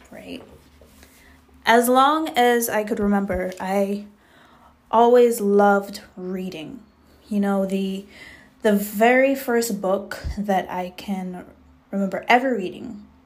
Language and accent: English; Jamaica; now in United States; I was raised in Jamaica, West Indies. So I did go to school in the States um, t- uh, for a very small amount of time.